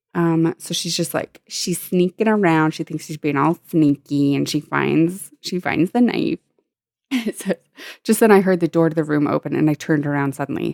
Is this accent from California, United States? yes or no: yes; San Diego, California, United States; I'm from San Diego, and so we, I had a, like, annual pass to SeaWorld for a few of the years I was a kid